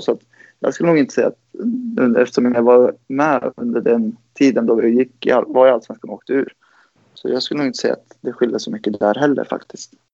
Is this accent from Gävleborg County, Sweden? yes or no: yes; Gävle, Gävleborg County, Sweden; moved away as an adult; now in Uppsala, Sweden; jag är född i Uppsala. Jag kom till Gävle när jag var två